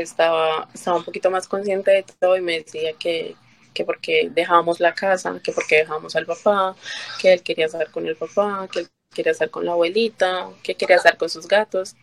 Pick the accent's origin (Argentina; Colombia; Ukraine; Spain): Colombia; moved away as an adult; now in New York, United States; yo soy colombiana